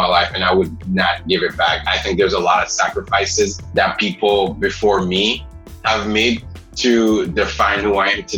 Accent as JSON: {"language": "English", "town": "Port-au-Prince", "country": "Haiti", "tie": "born or raised there", "also_born_or_lived": "South Florida", "moved": "yes", "lives_now": "United States", "said": "I was born and raised in Port-au-Prince, Haiti"}